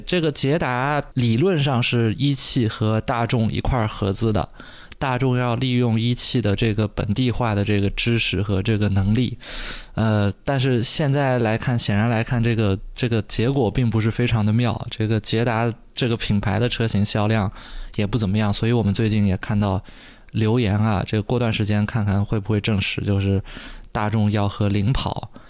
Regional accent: China; 其实是我们中国人最熟悉的

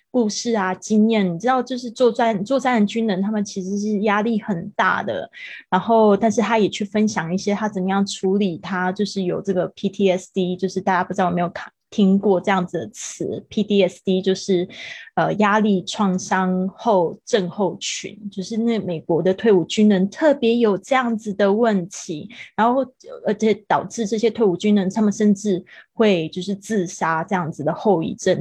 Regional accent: Kaohsiung, Taiwan; moved away as an adult; also born or lived in Taipei; now in Spain; 但是应该最长的时间会是在高雄，高雄应该是从我小学四年级一直到我的，就是，呃，高中毕业，我都是在高雄

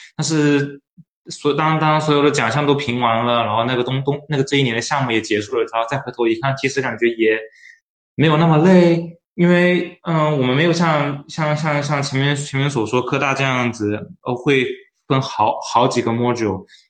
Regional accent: Fujian, China; now in Shanghai, China; 我是福建人，在复旦读的是，呃，生命科学专业，在生命科学学院里面

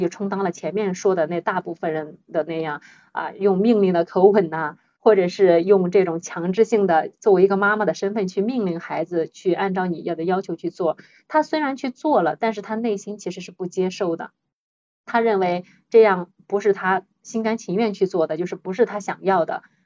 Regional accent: China; 我们中国人

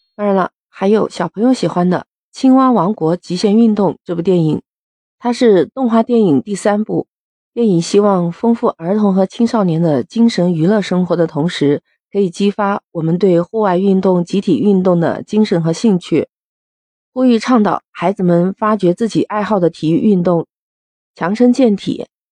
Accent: Guangdong, China; 我们广东这边的人就特别喜欢看粤语版本的

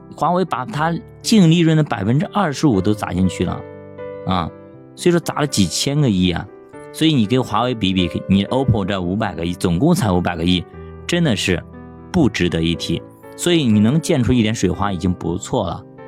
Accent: China; 我们中国人

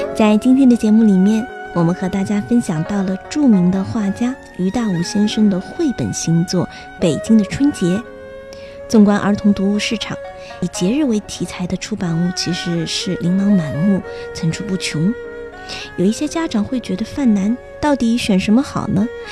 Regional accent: China; 按照我们中国人的习俗

